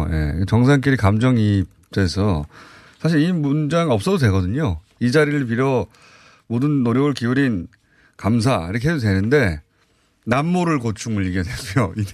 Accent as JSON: {"language": "Korean", "region": "Gyeongsang", "country": "South Korea", "accent": "Gyeongsang dialect", "said": "예 경상도 사투리거든요."}